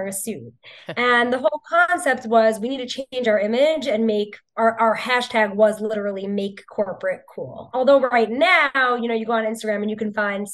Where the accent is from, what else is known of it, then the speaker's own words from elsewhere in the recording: New York, United States; born and raised in New York